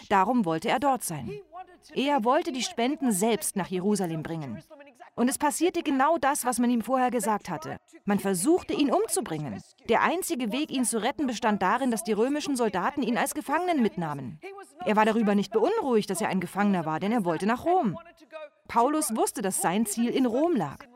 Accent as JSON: {"language": "German", "country": "Greece", "said": "Ich bin Griechin, aber ich denke gerne an Italien."}